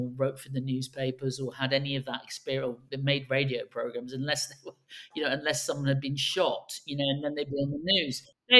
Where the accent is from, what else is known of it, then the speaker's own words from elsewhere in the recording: London, United Kingdom; also born or lived in China / United States; I'm from an Irish background, but London has always been my home of homes, although I've lived in China and I've also lived in the States a lot.